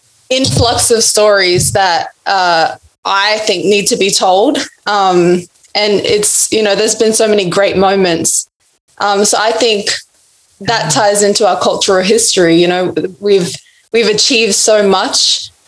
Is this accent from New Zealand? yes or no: no; Broome, Western Australia, Australia; I'm a Nyikana woman, so I'm from Broome, Northwest Australia.